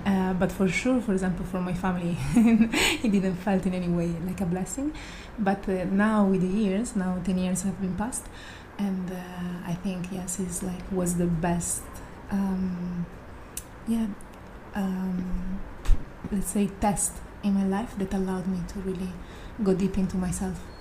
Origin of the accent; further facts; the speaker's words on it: Italy; moved away; I'm from Italy